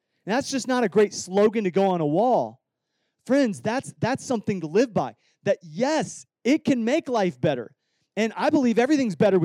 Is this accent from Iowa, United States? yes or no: yes; Iowa, United States; I grew up in Iowa